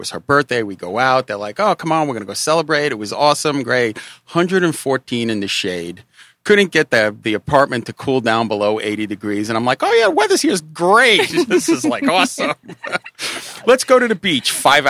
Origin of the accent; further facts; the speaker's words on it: New York, United States; growing up in New York. It's like you got experience with every culture pretty quickly as a kid. I mean, there's a little everything, little Bangladesh, little something.